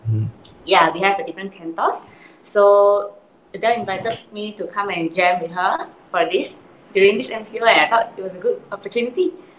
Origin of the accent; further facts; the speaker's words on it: Penang, Malaysia; Yeah, I'm from Penang as well.